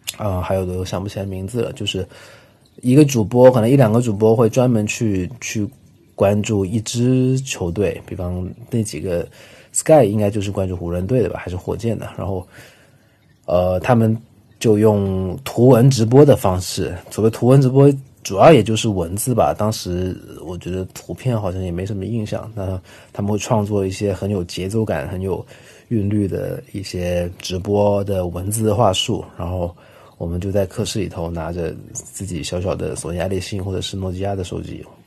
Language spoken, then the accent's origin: Chinese; Guangzhou, Guangdong, China; 像我在广州长大